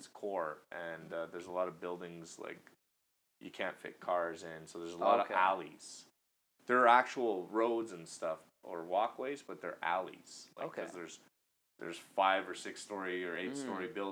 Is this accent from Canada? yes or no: yes; Canada; moved away; I'm also Canadian, so we speak French in Canada as well